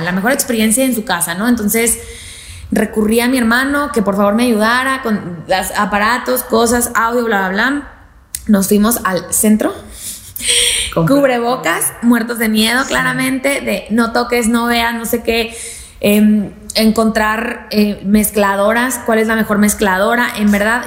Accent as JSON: {"language": "Spanish", "town": "Torreón", "region": "Coahuila", "country": "Mexico", "said": "estaba en mi casa en Torreón, soy de Torreón"}